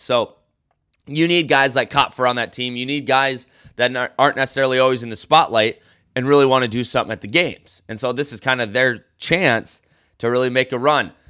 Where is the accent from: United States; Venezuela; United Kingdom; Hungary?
United States; I'm an American